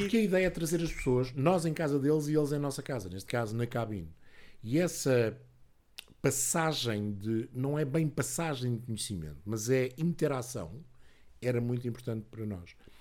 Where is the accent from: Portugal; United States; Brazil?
Portugal; Lisbon; eu quando era miúdo, vivia em Lisboa